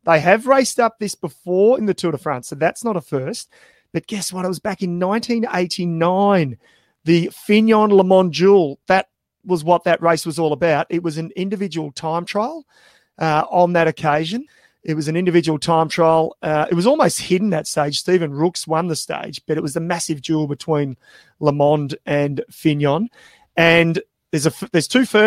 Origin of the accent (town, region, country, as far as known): Australia